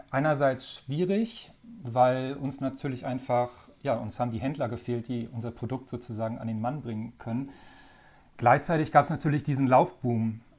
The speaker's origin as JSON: {"language": "German", "region": "Hamburg", "country": "Germany", "tie": "born or raised there", "also_born_or_lived": "Flensburg", "said": "Also ich komme ja ursprünglich, also ich bin gebürtiger Flensburger, also sozusagen ganz weit weg von hier und bin dann in Hamburg auch aufgewachsen, also ich bin Norddeutscher."}